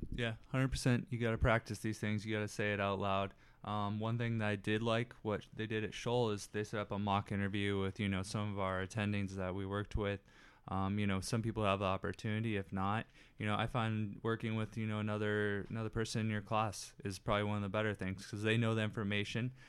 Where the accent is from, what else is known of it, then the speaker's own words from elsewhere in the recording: Dallas, Texas, United States; I'm from the Dallas area